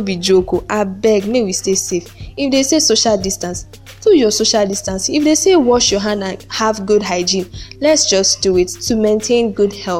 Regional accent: Nigeria; as Nigerian students

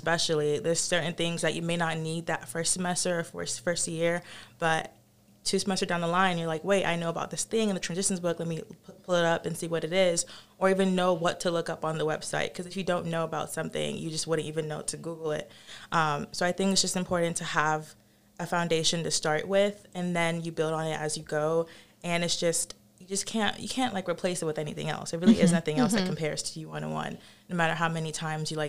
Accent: Nigeria; now in South Carolina, United States; I'm from Nigeria

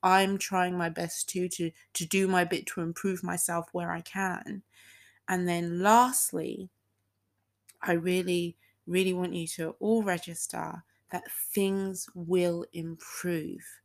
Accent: United Kingdom; also born or lived in Texas; I used to live in Texas, so even though I am fully British, I have a bit of Texan in me

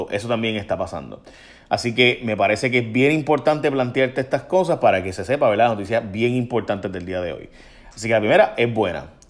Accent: Chicago, Illinois, United States; born there; O sea, yo tengo, yo nací en Chicago

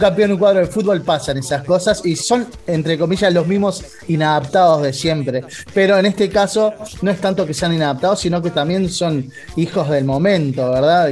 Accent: Uruguay; nuestro deseo como pueblo uruguayo

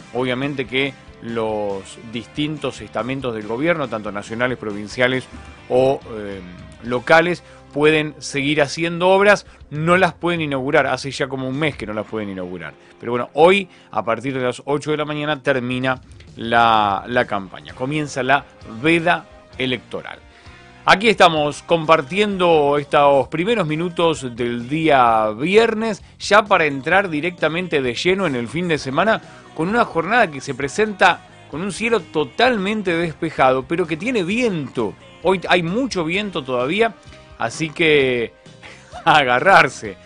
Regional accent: San José de la Esquina, Santa Fe, Argentina; moved away; mientras yo viví en esa localidad, en San José de la Esquina, al sur de la provincia de Santa Fe

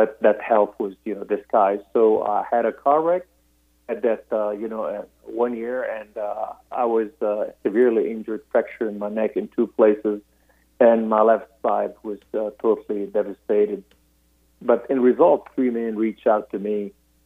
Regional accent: Beirut, Beirut Governorate, Lebanon; I was born in Beirut, Lebanon, to a Muslim Sunni family

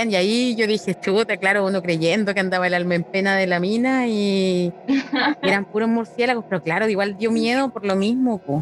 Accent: Concepción, Biobío, Chile; Yo estudié, bueno, yo estudié en la básica, la estudié en un particular y la media en el liceo de niña en Conce.

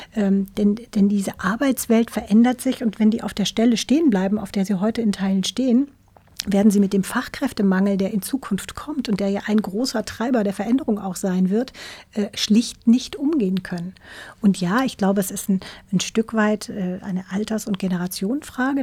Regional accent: Black Forest, Baden-Württemberg, Germany; now in Hamburg, Germany; Ich bin ja Wahlhamburgerin. Ich komme ursprünglich aus dem Schwarzwald, aus einem kleinen Dorf im Schwarzwald

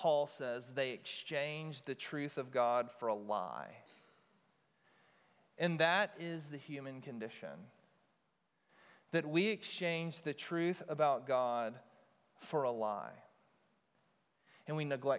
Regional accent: United States; we as modern American Christians

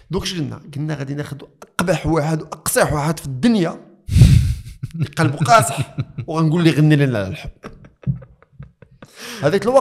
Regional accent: Morocco; حنا في الثقافه عندنا في المغرب ما كان تلفظ بالحب

